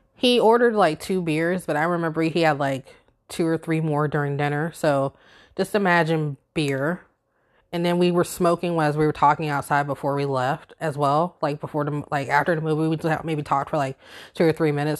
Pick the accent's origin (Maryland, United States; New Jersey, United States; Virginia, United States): Virginia, United States; Virginia Beach; moved away as an adult; now in upstate New York, United States; growing up in Virginia Beach